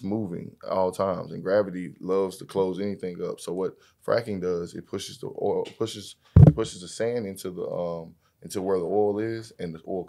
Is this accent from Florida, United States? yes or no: no; Fort Worth, Texas, United States; I'm from Fort Worth, Texas.